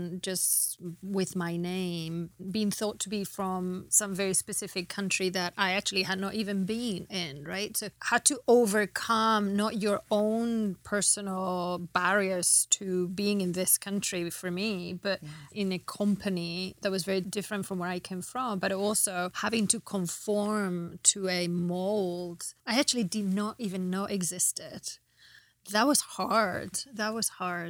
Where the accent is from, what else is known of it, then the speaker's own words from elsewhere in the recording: Spain; moved away as an adult; also born or lived in England; now in United States; I was born in Spain. I grew up in between England and Spain